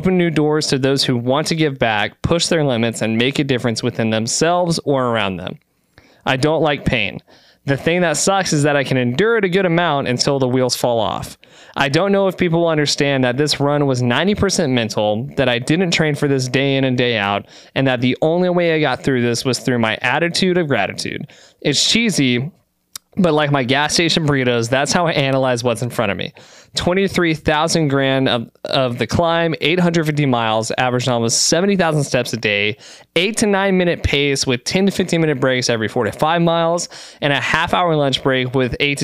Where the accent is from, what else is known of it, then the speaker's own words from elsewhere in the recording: Texas, United States; we're from Texas